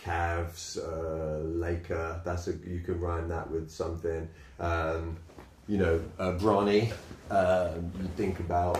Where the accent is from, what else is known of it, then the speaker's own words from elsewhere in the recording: Liverpool, North West England, United Kingdom; I'm from Liverpool, and that's cool.